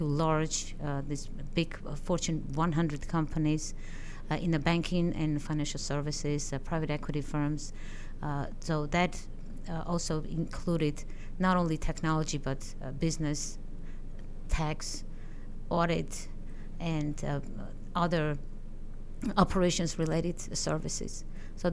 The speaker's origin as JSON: {"language": "English", "country": "Armenia", "moved": "as an adult", "lives_now": "United States", "said": "I am originally from Armenia. I had my education there as an economist, as a scientist"}